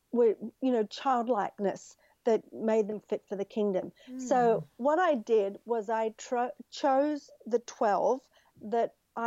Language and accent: English; Australia; now in United States; I grew up in Australia, which is a much more relaxed culture.